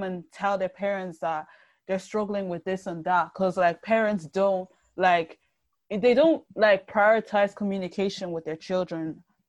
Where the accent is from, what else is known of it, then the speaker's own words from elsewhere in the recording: Nigeria; Like you said, I'm Nigerian, so I can't really speak for other countries in Africa